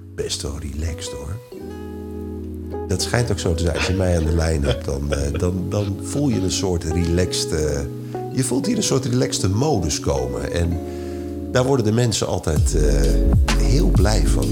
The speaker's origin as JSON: {"language": "Dutch", "country": "Netherlands"}